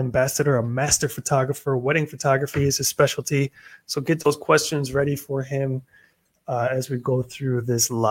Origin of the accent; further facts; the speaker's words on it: United States; moved away; As an American